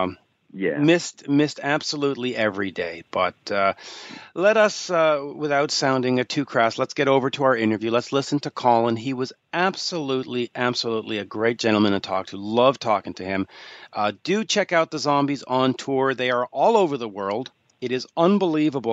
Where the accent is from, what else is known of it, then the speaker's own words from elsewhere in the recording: Montreal, Quebec, Canada; my hometown here in Montreal.